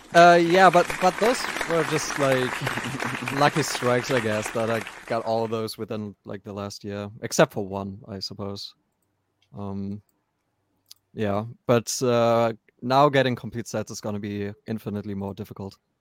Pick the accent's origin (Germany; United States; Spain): Germany; I'm from Germany